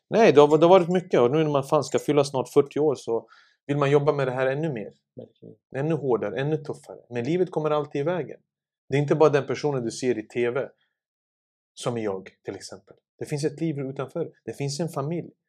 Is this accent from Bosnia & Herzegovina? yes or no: yes; Sarajevo, Federation of Bosnia and Herzegovina, Bosnia & Herzegovina; now in Stockholm, Sweden; Jag kom ju från eh, Sarajevo 1992 i april. Mm. Till Husby, till Berggatan 4. Som en flykting med en liten påse i handen.